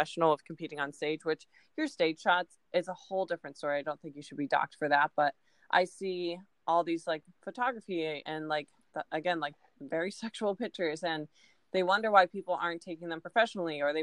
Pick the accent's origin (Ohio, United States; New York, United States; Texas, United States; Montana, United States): Ohio, United States; now in Florida, United States; where I'm from Ohio